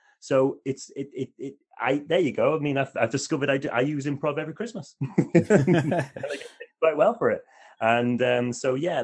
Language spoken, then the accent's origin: English; Wales, United Kingdom; we're from Wales